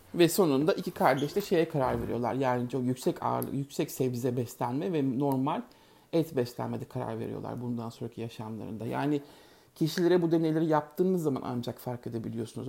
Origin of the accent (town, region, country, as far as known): Turkey; moved away